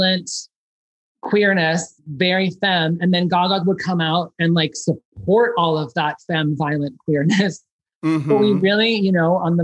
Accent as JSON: {"language": "English", "town": "Chicago", "region": "Illinois", "country": "United States", "tie": "born or raised there", "said": "I grew up in Chicago"}